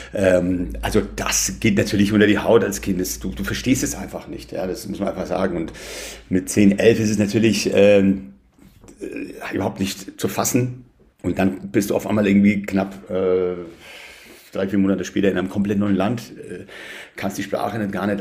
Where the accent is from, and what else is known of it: Bayreuth, Bavaria, Germany; born or raised there; German is a second language; also born or lived in Tehran, Iran